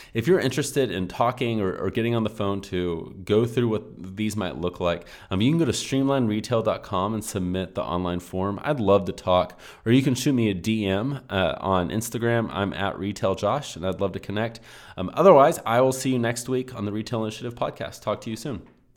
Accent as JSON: {"language": "English", "region": "Texas", "country": "United States", "said": "I normally say you guys, but lately I've been saying y'all. I'm from Texas"}